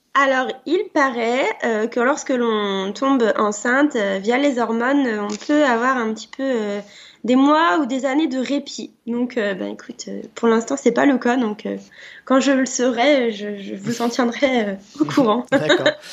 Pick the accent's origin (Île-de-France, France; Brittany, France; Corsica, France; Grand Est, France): Grand Est, France; Barby; je viens des Ardennes, d'une petite euh, ville euh, à côté de Rethel qui s'appelle Barbie, donc dans, la Champagne